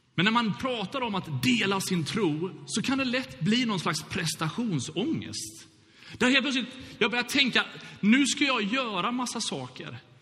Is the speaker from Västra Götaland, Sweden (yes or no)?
yes; Gothenburg, Västra Götaland, Sweden; Brunnsparken eller Bältesmännaparken i Göteborg där jag växte upp